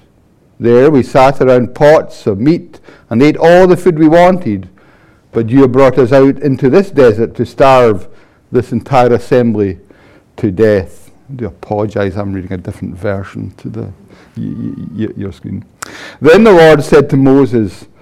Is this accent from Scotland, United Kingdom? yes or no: yes; Paisley, Scotland, United Kingdom; I'm from Paisley